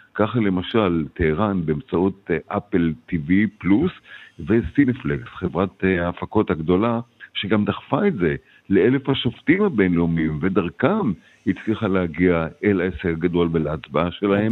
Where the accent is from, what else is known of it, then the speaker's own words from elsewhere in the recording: Israel; now in United States; אני כישראלי בארצות הברית